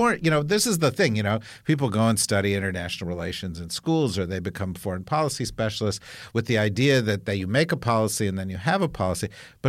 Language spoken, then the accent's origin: English; New Jersey, United States; What the fuck is hegemonic transition? I'm from New Jersey.